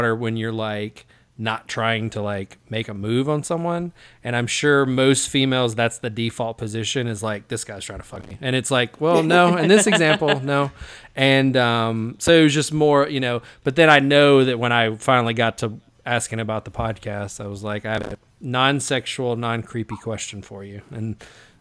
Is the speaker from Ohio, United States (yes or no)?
no; Jackson, Tennessee, United States; Jackson, my hometown